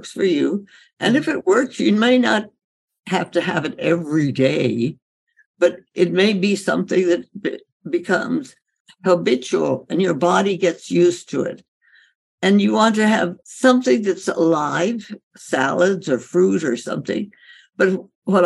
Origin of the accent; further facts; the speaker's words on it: India; growing up in India